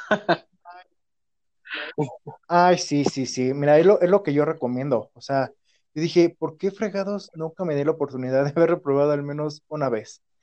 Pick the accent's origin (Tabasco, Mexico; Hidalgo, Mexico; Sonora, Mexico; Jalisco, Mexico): Hidalgo, Mexico; also born or lived in Pachuca; acá en mi pueblo